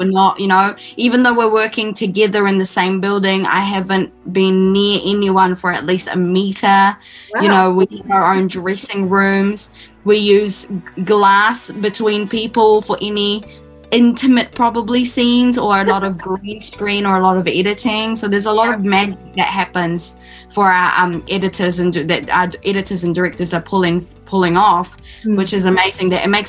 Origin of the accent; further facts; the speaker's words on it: Philippines; that was my version of what it meant for me as a Filipino shifting ground. By shifting ground, I mean from moving from one land to another.